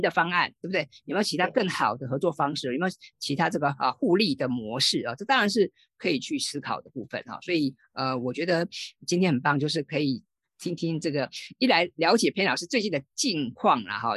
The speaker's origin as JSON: {"language": "Chinese", "country": "Taiwan", "said": "我们台湾人或者我们华人"}